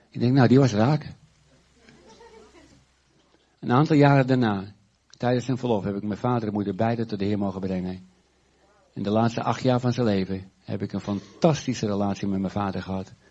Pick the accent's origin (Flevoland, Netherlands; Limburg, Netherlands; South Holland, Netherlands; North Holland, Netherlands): Flevoland, Netherlands; Urk; En eh, alles was zwart op Urk. En als ik. Eh, mijn herinneringen in mijn jeugd aan Urk zijn niet zo leuk.